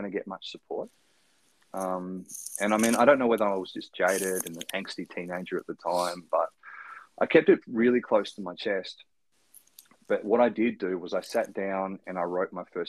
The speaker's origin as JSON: {"language": "English", "town": "Ridgley", "region": "Tasmania", "country": "Australia", "tie": "born or raised there", "said": "growing up in Ridgely, which is a tiny country town, northwest coast of Tasmania."}